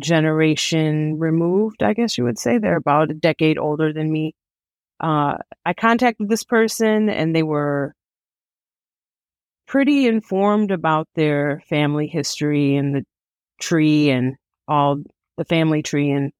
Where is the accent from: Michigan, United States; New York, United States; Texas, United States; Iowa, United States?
Michigan, United States; Detroit; I was born and raised in Detroit, Michigan